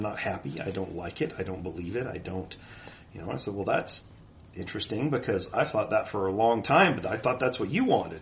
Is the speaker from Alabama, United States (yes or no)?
no; Utah, United States; I was born and raised here in Utah.